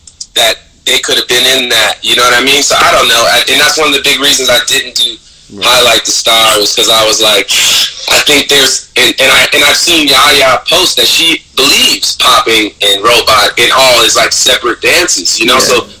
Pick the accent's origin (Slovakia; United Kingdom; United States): United States; the South; also born or lived in Miami / Philadelphia; growing up in the South